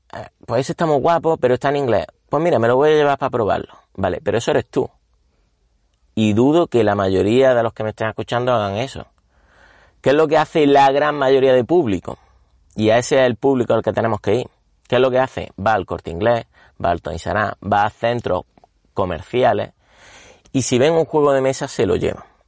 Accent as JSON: {"language": "Spanish", "town": "Córdoba", "region": "Andalusia", "country": "Spain", "said": "yo era cordobés, bueno, soy cordobés"}